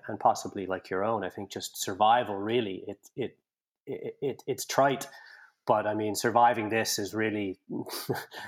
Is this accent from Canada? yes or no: yes; Canada; accent: Canadian; moved away as an adult; also born or lived in Belfast, Northern Ireland; now in Dublin, Ireland; you can tell from my accent, I spent a long time in Canada. Having been born in Belfast and left at the height of the Troubles, my parents took us away when we were quite young